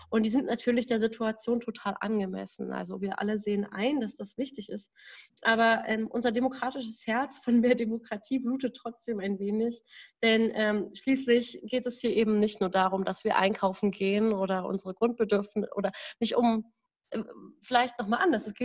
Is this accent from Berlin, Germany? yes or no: yes; Berlin, Germany; ich komme aus Berlin, ich bin 24 Jahre alt